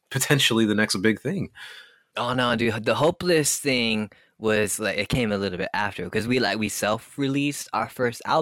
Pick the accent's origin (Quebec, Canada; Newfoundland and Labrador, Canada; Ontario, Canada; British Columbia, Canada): Quebec, Canada; Montreal; we we come from like fucking Montreal, dude, and we're like we're, we're Canadian, like pop punk.